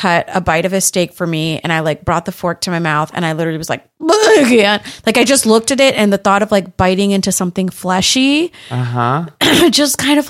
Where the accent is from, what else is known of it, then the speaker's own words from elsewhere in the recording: United States; born there; I'm the first person to be born in the US.